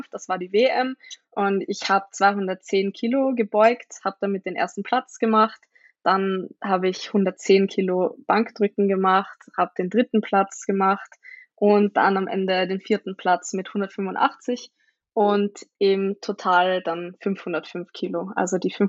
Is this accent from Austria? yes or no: yes; Vienna, Austria; vielleicht kennen mich ein paar Leute. Ich bin aus Österreich, aus Wien und ähm, genau. Ähm, ich bin 22